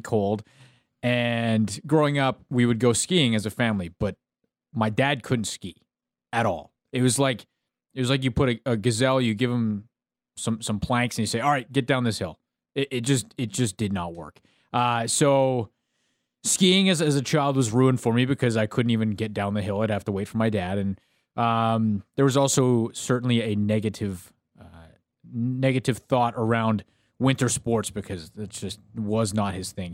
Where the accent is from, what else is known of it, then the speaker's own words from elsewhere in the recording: Canada; I'm speaking as a Canadian